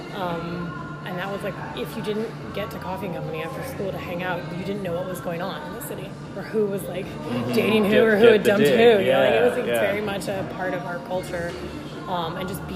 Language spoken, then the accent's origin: English; New Orleans, Louisiana, United States; I'm from New Orleans